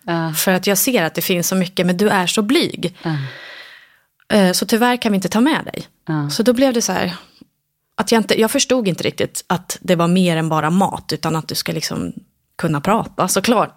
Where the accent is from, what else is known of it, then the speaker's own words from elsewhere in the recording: Sigtuna, Stockholm County, Sweden; also born or lived in Ängelholm, Sweden; vi flyttade ganska snabbt eh, till Sigtuna